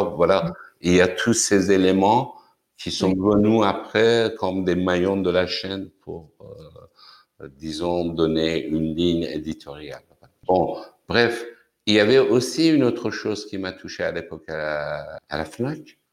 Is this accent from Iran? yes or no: yes; Tehran, Tehran Province, Iran; French is a second language; moved away as an adult; now in France; je suis né à, Téhéran en 1955. évidemment, euh, quand j'étais étudiant, comme beaucoup d'autres étudiants iraniens